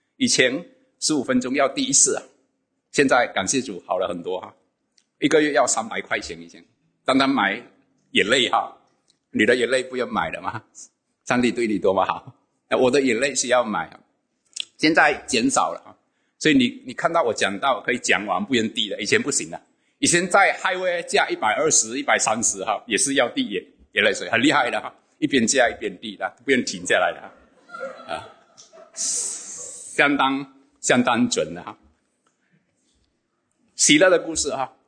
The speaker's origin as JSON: {"language": "Chinese", "region": "Sarawak", "country": "Malaysia", "lives_now": "West Malaysia", "said": "那我一九九七年从东马沙劳越来到这边工作，啊，我就有机会参与。"}